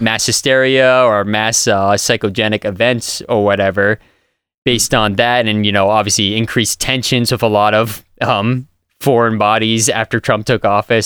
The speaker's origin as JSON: {"language": "English", "town": "Millville", "region": "Massachusetts", "country": "United States", "tie": "born or raised there", "said": "I grew up in Millville, Massachusetts, which is basically the south of Massachusetts"}